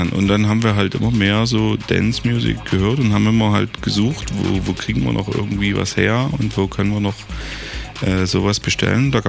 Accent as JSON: {"language": "German", "town": "Dresden", "region": "Saxony", "country": "Germany", "said": "Ja, ich muss ja auch jeden Tag nach Heidenau fahren, ich bin ja auch Dresdner."}